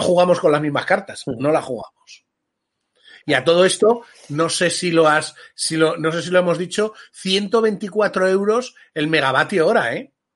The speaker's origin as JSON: {"language": "Spanish", "country": "Spain", "said": "somos españoles"}